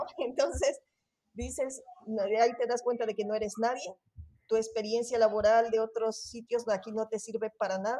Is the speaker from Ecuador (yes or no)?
yes; Ecuador; moved away as an adult; also born or lived in Barcelona area, Spain; now in Spain; soy de Ecuador